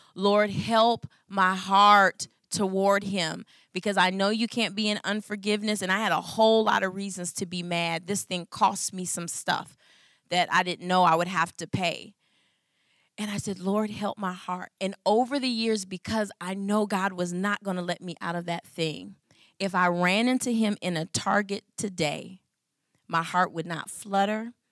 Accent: Michigan, United States; I'm from Michigan

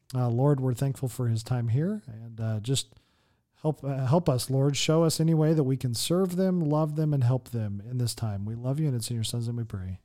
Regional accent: United States; now in Las Vegas, United States; as an American sitting here in Las Vegas

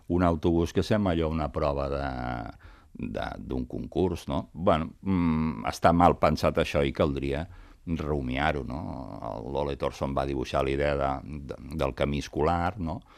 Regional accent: Sabadell, Catalonia, Spain; jo sóc de Sabadell

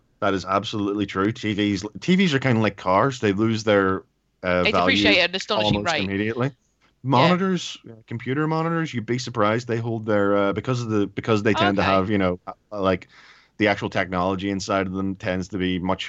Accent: Ireland; But I'm Irish, so it's okay.

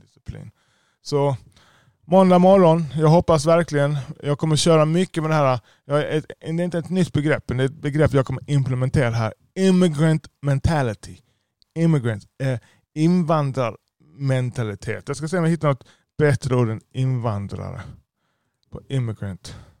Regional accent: Lund, Skåne, Sweden; jag är själv född i Lund. Jag har inte, jag har inte invandrat till Sverige.

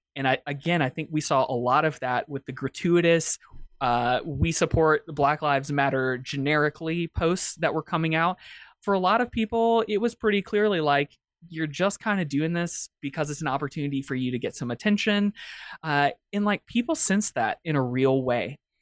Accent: Atlanta, Georgia, United States; I'm from Atlanta, the cradle of the civil rights movement

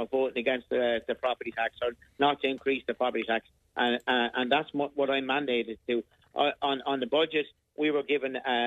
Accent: Carrick-on-Suir, Tipperary, Ireland; We Carrick and Shore, my hometown, had the lowest rate in the whole of Ireland

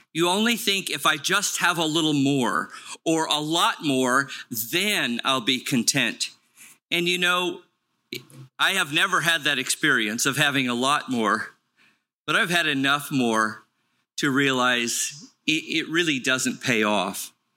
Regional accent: Los Angeles, California, United States; I grew up in Los Angeles at the base of Palos Verdes, the Torrance area.

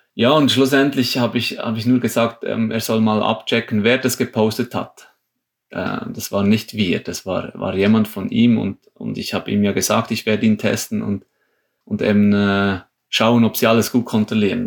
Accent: Switzerland; für uns als Schweizer

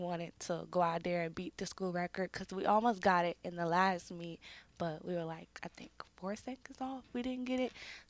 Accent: Orlando, Florida, United States; now in Tampa, United States; I'm from Orlando, Florida

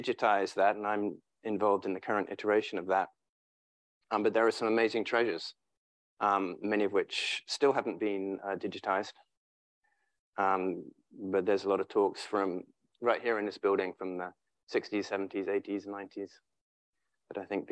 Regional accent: England, United Kingdom; moved away as an adult; now in San Francisco, United States; being English

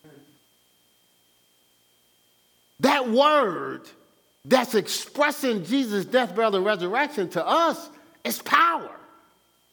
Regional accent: Newark, New Jersey, United States; I'm from Brick City

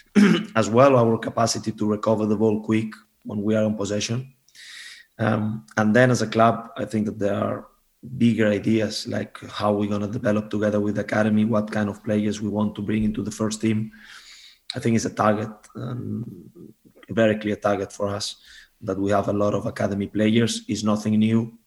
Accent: Barcelona, Catalonia, Spain; moved away as an adult; now in Denmark; I'm from Barcelona

